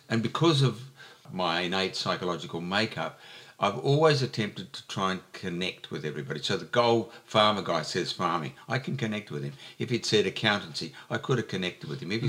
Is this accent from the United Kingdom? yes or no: no; Joondalup, Western Australia, Australia; now in Albany, Australia; it's Joondalup, my hometown